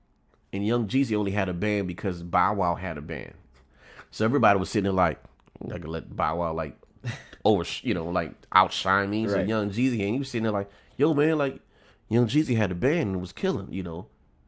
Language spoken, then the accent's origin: English; Tallahassee, Florida, United States; Well, because … and I'm from Tallahassee.